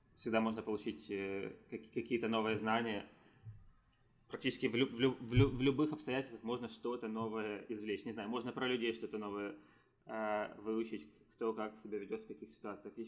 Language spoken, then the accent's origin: Russian; Ukraine; now in San Francisco, United States; я есть гражданином Украины, но я не живу там